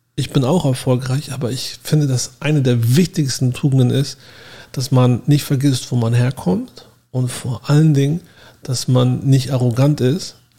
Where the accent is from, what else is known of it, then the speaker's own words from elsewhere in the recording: Hamburg, Germany; moved away as an adult; now in Miami, United States; Ich komme auch aus Hamburg, genau wie Uwe